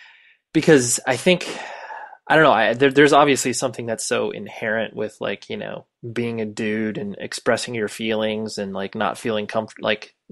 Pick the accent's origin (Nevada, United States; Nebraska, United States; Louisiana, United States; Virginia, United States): Nevada, United States; Las Vegas; born there; The one question I always get every time I tell anybody I was born in Vegas